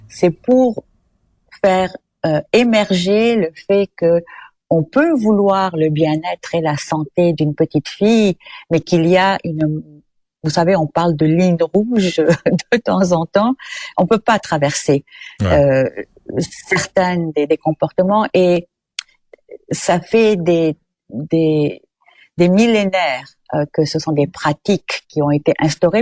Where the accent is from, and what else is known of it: Quebec, Canada